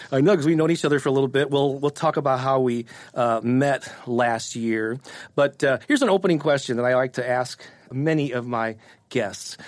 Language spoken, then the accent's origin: English; St. Louis, Missouri, United States; born or raised there